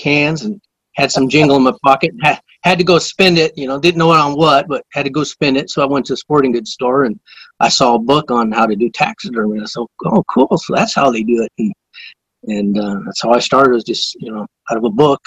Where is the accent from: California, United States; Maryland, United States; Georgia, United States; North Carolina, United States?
California, United States; Northern; also born or lived in San Diego, California; we grew up in the San Diego area, and all my older brothers were surfers and that, and so when I was 8 years old, we moved up to Northern California, up into the foothills, the Sierra Nevadas, what they call the Gold Country